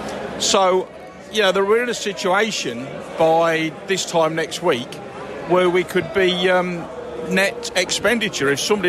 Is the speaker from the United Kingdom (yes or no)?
yes; East Midlands, United Kingdom; born there; Well, I'm from born in South Lincolnshire. I've been going to see City since 1968.